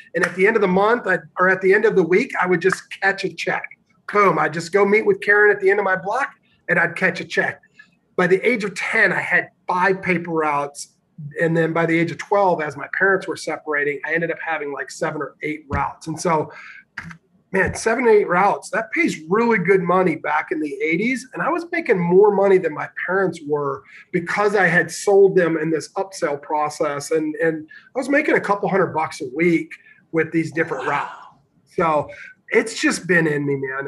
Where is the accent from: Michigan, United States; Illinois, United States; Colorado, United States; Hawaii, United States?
Illinois, United States; Northern; I grew up in Northern Illinois